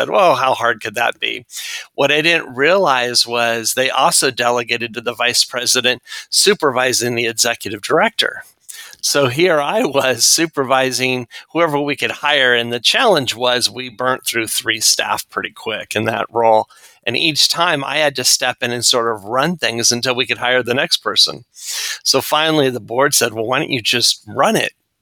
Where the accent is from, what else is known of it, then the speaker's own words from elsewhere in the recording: Newport Beach, California, United States; born and raised in Newport Beach